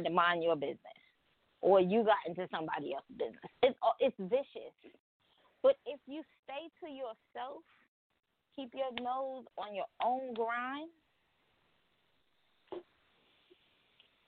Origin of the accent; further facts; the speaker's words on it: New York, United States; we grew up in New York